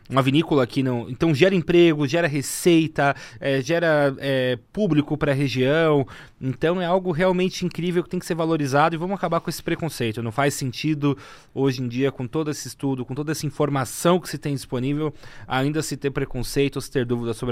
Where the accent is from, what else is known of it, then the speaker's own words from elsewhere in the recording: Brazil; como brasileiro